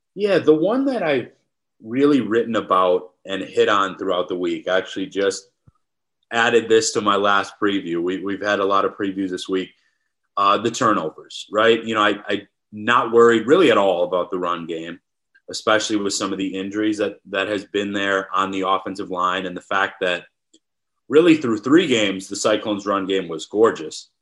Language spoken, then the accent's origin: English; Wisconsin, United States; moved away; I'm from Wisconsin